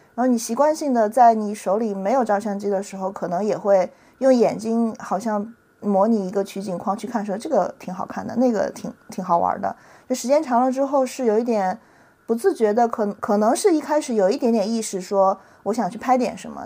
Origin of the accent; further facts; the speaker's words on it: a county town in Henan, China; moved away as an adult; now in Shanghai, China; 我是上大学从河南的县城来上海